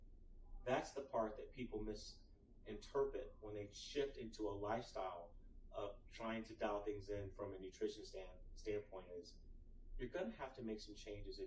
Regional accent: Austin, Texas, United States; I'm from Austin, Texas

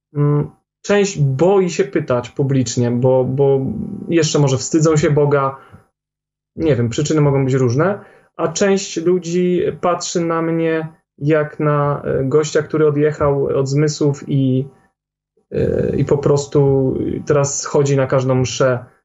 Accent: Poland; Jak większość Polaków, mieliśmy jakieś tam umiłowanie do tradycji

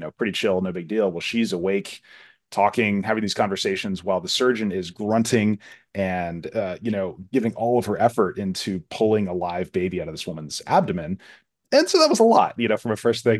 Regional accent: Florida, United States; I grew up in Florida

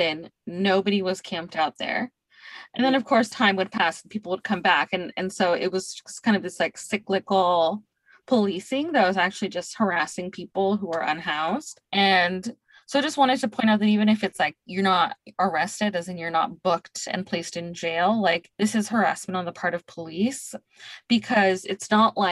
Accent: Bay Area, California, United States; now in Tucson, United States; I'm from the Bay Area. I mean, expensive housing is why I moved here

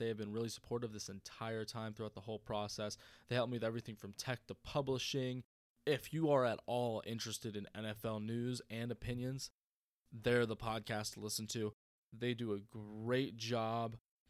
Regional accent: North Carolina, United States; I'm a military brat. I've moved around a lot my whole life. I'm from North Carolina.

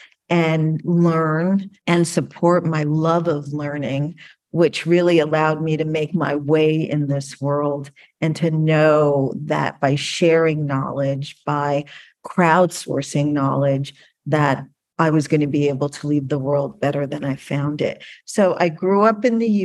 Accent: Connecticut, United States; I was living in Connecticut

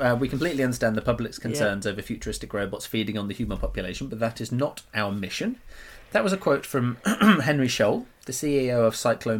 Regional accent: Russia; I'm from Russia.

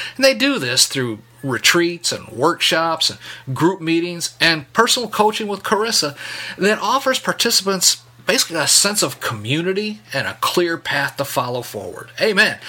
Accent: Michigan, United States; moved away as an adult; i was born and raised up in michigan

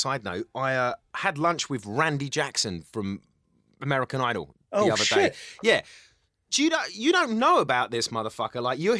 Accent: Cyprus; born there; I am actually from the Middle East, though. I was born in the island of Cyprus.

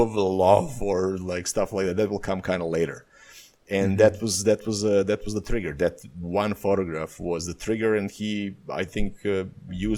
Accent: Serbia; moved away as an adult; also born or lived in Bali, Indonesia; my life fell apart in Serbia

